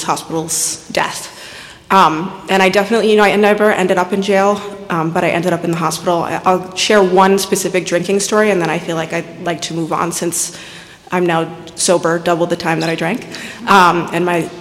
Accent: Westchester, New York, United States; I was born and raised in Westchester.

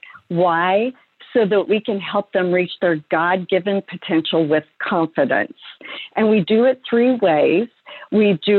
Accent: Oregon, United States; I'm a farm girl from Oregon, and I was just blessed to be raised by believing parents

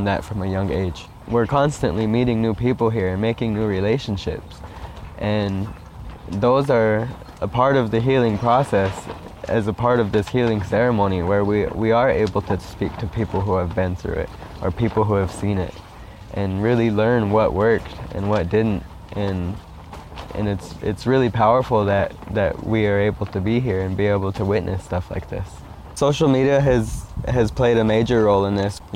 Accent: United States; I'm Oglala Lakota

